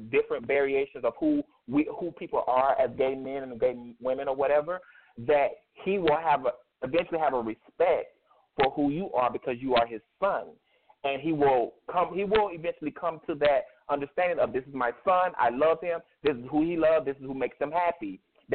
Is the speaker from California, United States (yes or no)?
no; Myrtle Beach, South Carolina, United States; I come from Myrtle Beach, South Carolina, that area